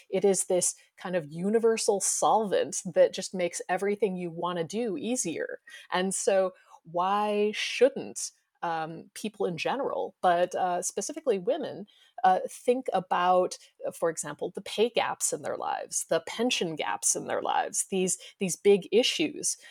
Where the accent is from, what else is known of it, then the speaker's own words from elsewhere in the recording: United States; moved away; I grew up in the United States